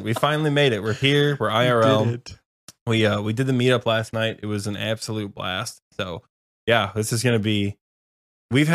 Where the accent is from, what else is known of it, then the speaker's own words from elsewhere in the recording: Michigan, United States; I'm coming from Michigan, and it's cold in Michigan in November